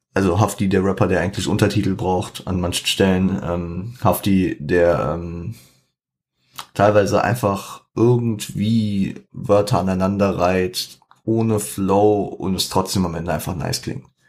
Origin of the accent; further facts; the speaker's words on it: Frankfurt, Hesse, Germany; ich bin Frankfurter, 069.